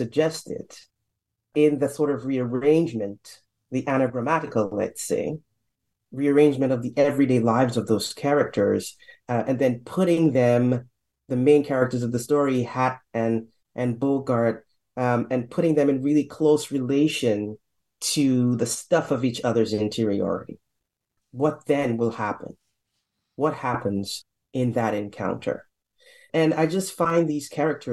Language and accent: English; St. Lucia; now in Canada; I didn't grow up in Trinidad. I'm not from Trinidad. Right down the street, though, or down the ocean, let's say, in St. Lucia.